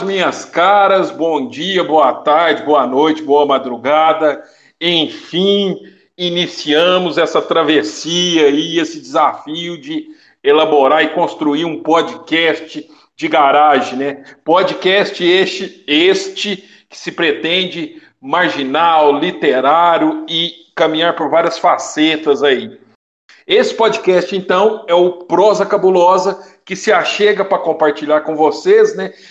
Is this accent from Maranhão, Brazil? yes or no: no; Piumhi, Minas Gerais, Brazil; also born or lived in Belo Horizonte; minha cidade natal, Piuí, da onde eu estou gravando atualmente esse podcast